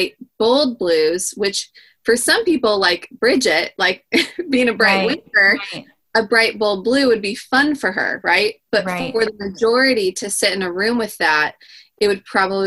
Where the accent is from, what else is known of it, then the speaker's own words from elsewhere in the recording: California coast, United States; growing up on the California coast